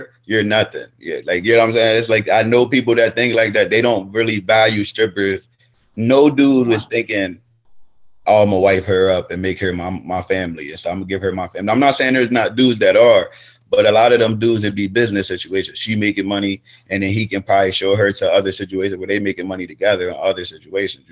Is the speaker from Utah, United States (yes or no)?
no; York, Pennsylvania, United States; I'm from York. York, Pennsylvania